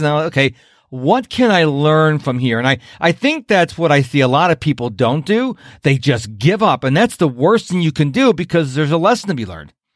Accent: Rochester, New York, United States; moved away as an adult; now in Houston, United States; I'm from Rochester, New York originally

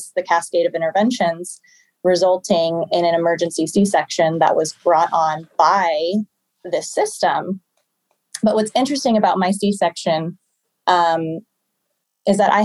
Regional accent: Omaha, Nebraska, United States; I'm from Omaha, Nebraska

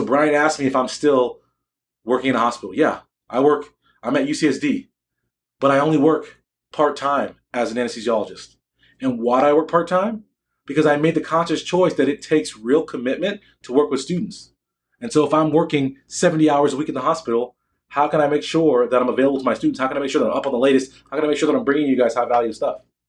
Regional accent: United States; I'm black American. I'm not African American

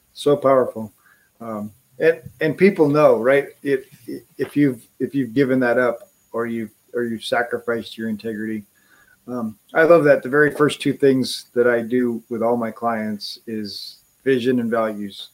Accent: Wisconsin, United States; was born in Wisconsin

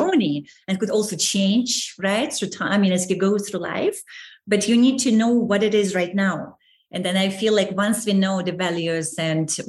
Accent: Saint Petersburg, Russia; moved away as an adult; I was born in St. Petersburg

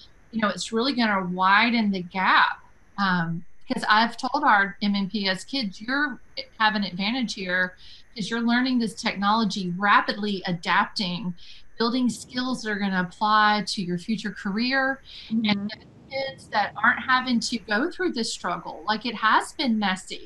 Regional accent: West Tennessee, United States; now in Nashville, United States; a fellow West Tennessean

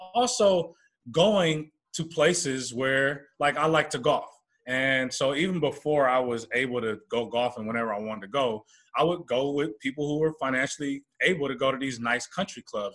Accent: Oakland, California, United States; born and raised in the Bay Area, Oakland, California area, San Francisco area

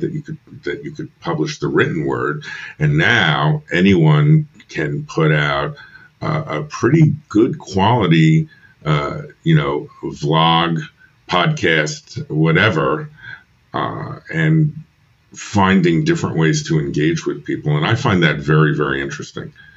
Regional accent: New York, United States; moved away as an adult; also born or lived in Philadelphia; I'm from New York originally.

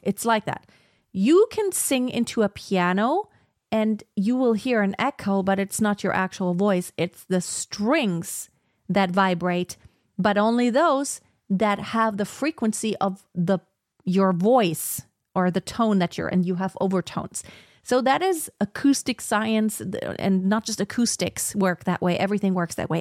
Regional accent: Germany; I was born in Germany, I speak German and English

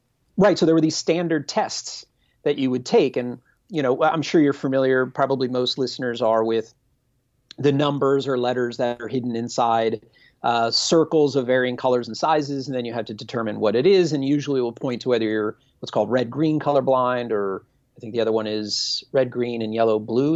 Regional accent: Reading, Pennsylvania, United States; I'm from Pennsylvania. I'm from Dutch country in Pennsylvania.

